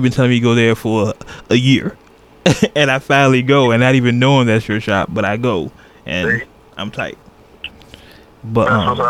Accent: Oakland, California, United States; y'all know I'm from Oakland

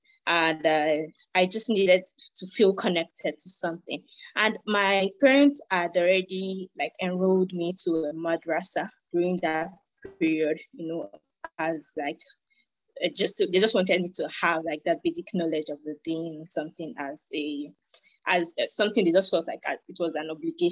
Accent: Nigeria; I'm from Nigeria.

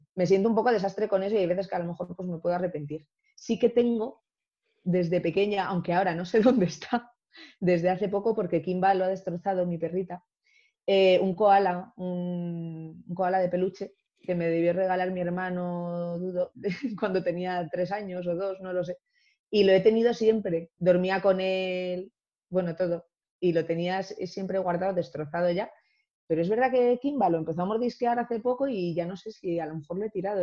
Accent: Ceuta, Spain; soy africana, claro, nací en Ceuta

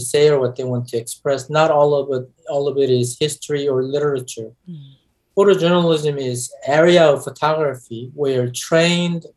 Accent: Los Angeles, California, United States; I grew up in Los Angeles from the 70s

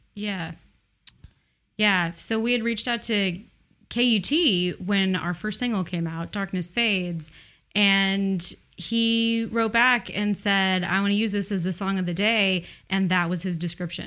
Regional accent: Portland, Oregon, United States; Portland, Oregon

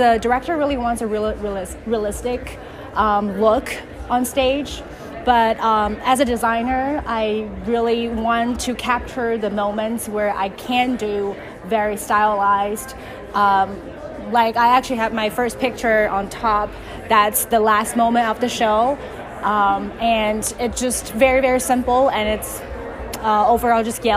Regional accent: China; first language Chinese; English is a second language; moved away; I'm from China, so that's my native language.

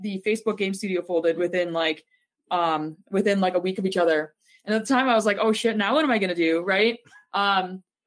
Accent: Toronto, Ontario, Canada; I was from Toronto

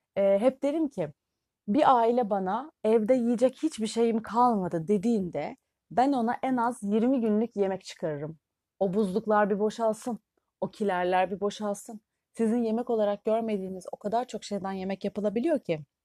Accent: Turkey

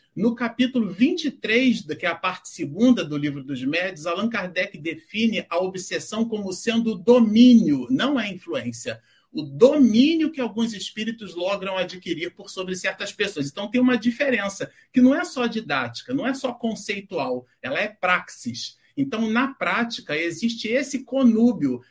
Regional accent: Rio de Janeiro, Brazil; now in São Paulo, Brazil; eu sou carioca também

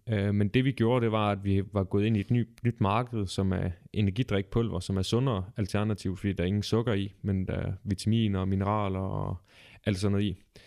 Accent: Ølgod, Southern Denmark, Denmark; Jeg kommer oprindeligt fra Ølgod

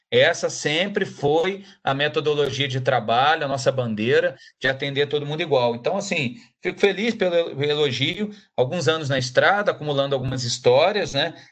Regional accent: Barra Mansa, Rio de Janeiro, Brazil; also born or lived in Volta Redonda; sou de Barra Mansa, mas é, a vida toda ali, criado Barra Mansa e Volta Redonda

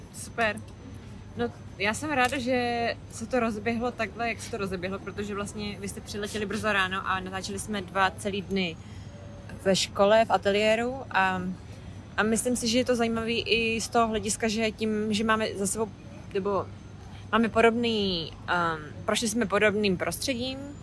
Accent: Hradec Králové, Hradec Králové Region, Czechia; moved away as an adult; now in London, United Kingdom; Jsem původně z Hradce Králové, ale už pátým rokem žiju tak na půl v Londýně

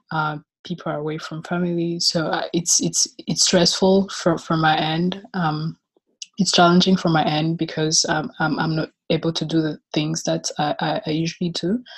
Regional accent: Rwanda; now in Chicago, United States; I am from Rwanda. And last year I graduated from the University of Chicago, where I was studying philosophy, and I currently live in Chicago.

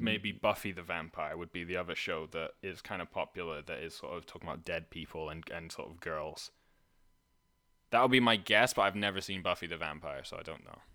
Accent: Scotland, United Kingdom; moved away as an adult; also born or lived in Canada; I was from Scotland

